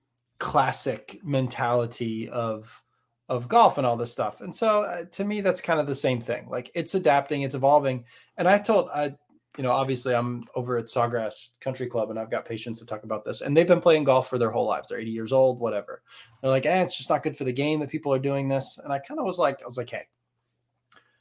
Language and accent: English; Northeast, United States; geographically we're from the Northeast